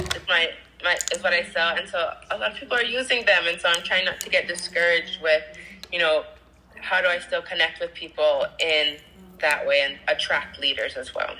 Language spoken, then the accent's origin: English; Hawaii, United States; I'm from Hawaii